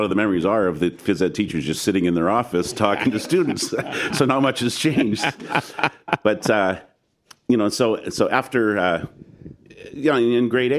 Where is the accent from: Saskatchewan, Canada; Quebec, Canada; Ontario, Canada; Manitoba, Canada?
Saskatchewan, Canada; Regina; moved away; also born or lived in British Columbia; Even though I'm from Saskatchewan